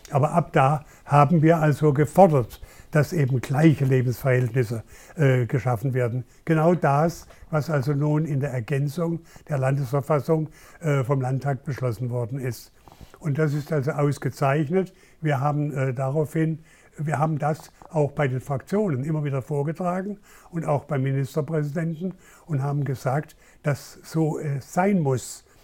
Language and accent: German; Baden-Baden, Baden-Württemberg, Germany; gerade auch in meiner Heimatstadt Baden-Baden